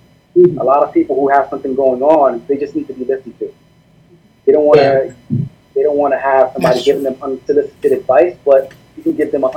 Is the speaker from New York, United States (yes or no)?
yes; New York City, New York, United States; I'm Haitian American, 32 years old, raised up in East New York, Brooklyn.